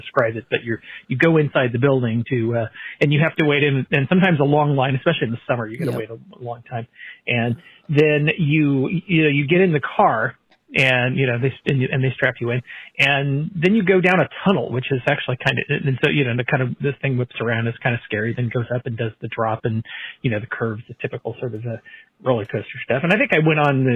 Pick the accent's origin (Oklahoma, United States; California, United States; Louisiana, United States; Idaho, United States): California, United States; Santa Cruz; I grew up in Santa Cruz, California